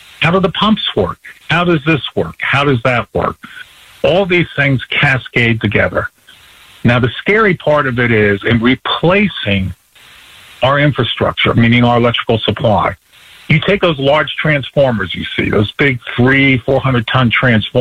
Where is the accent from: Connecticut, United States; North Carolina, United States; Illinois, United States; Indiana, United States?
North Carolina, United States; Black Mountain; my hometown in North Carolina, Black Mountain